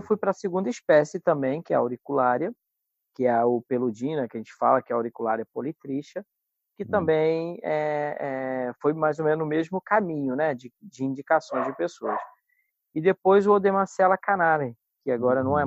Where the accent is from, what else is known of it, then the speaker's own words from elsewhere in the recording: Paraty, Rio de Janeiro, Brazil; also born or lived in Cabo Frio; eu fui nascido em Cabo Frio uhum. e vim para Paraty com seis anos de idade e fomos morar nesse sítio